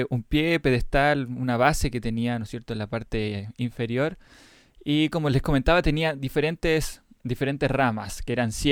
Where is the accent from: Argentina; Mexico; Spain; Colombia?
Mexico; soy de México y me preguntaba, ¿de qué está construido el candelabro? Un saludo grande desde Cancún, Quintana Roo.